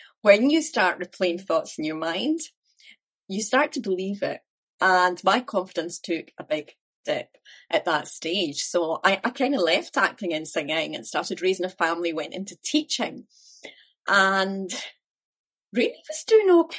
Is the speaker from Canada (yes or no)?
no; Dunfermline, Scotland, United Kingdom; also born or lived in Glasgow; I was brought up in Dunfermline in Fife, so only about 20 minutes from where I live now, actually